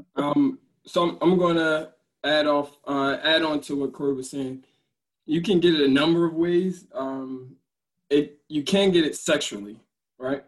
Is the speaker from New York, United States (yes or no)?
no; Newark, New Jersey, United States; now in Elizabeth, United States; born and raised in Newark